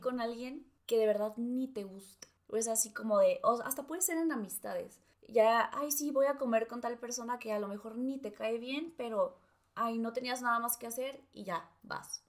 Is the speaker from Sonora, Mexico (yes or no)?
yes; Cananea, Sonora, Mexico; moved away; mi pueblo, a Cananea